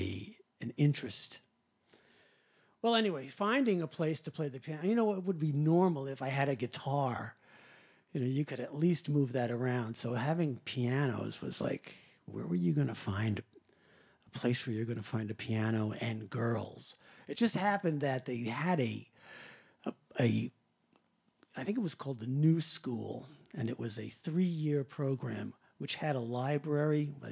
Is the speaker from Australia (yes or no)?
no; Long Island, New York, United States; I'm from Long Island